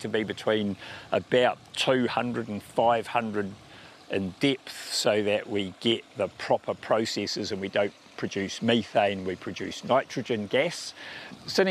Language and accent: English; Porirua, Wellington, New Zealand; moved away; also born or lived in South Wairarapa; I grew up in Cannons Creek in Porirua